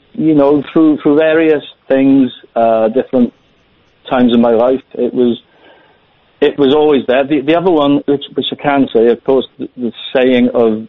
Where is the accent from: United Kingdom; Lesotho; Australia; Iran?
United Kingdom; Wales; accent: Welsh; If I can say, I work in Wales. My accent's a bit Welsh. I work for Welsh government.